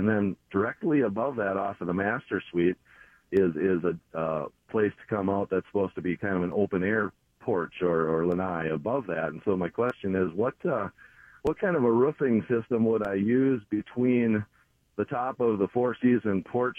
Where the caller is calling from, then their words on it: Minnesota, United States; I'm calling down by in southern Minnesota, down by Owatonna.